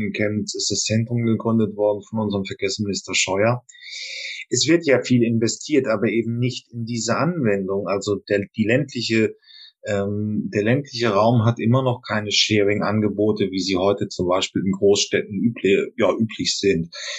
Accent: Hamburg, Germany; Und ich komme auch aus der Region

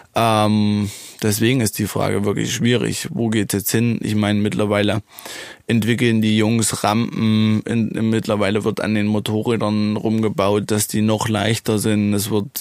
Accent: Germany; ich bin super gern, wirklich in Niederdola. Ähm, ja, es ist mein Heimatort

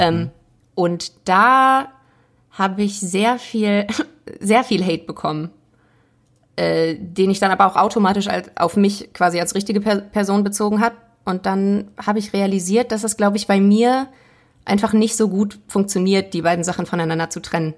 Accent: Essen, North Rhine-Westphalia, Germany; ich komme aus, äh, aus Essen, aber aus einem schönen Stadtteil

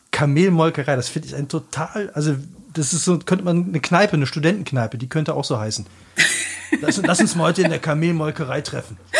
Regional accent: Black Forest, near Rottweil, Baden-Württemberg, Germany; hier bei uns im Schwarzwald, äh, in, in der Nähe von Rottweil

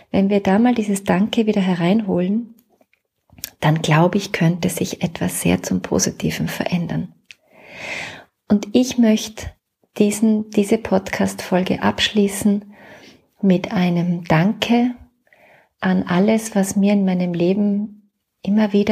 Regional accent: Salzburg, Austria; now in Vienna, Austria; also ich bin ja Salzburgerin, aber schon lange in Wien

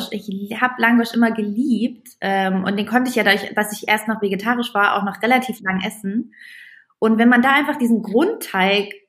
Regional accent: East Germany, Germany; also Roster sind bei uns Bratwürstchen, ich komme aus dem Osten.

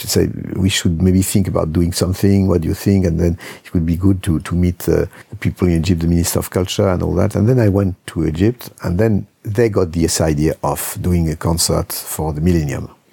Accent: Lyon, Auvergne-Rhône-Alpes, France; my hometown, Lyon

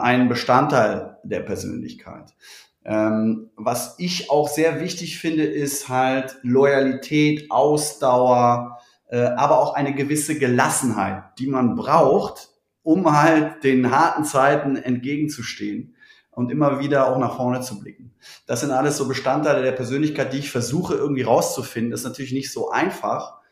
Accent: Cologne, North Rhine-Westphalia, Germany; Kölsche Jung

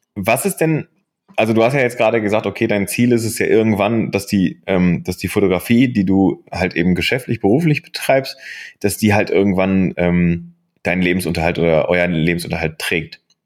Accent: Bochum, North Rhine-Westphalia, Germany; moved away; also born or lived in Aachen; ich bin 1983 in äh, Bochum geboren ähm, und äh, bin im Herzen nach wie vor Bochumer.

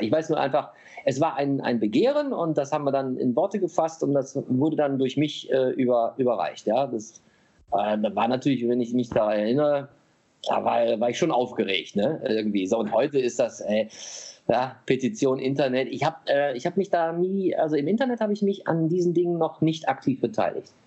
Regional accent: Germany; wir als Deutsche

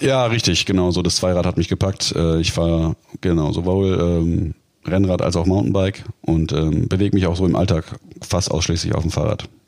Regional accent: Baden-Württemberg side of Lake Constance, Germany; now in Dortmund, Germany; Ich komme ja, sag ich mal, das ist ja die baden-württembergische äh, Seite des Bodensees

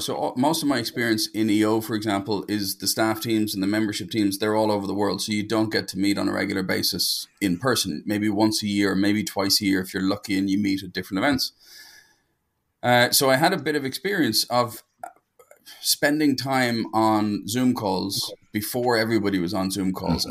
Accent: Dublin, Leinster, Ireland; I'm from Dublin in Ireland, which is the center of the known universe.

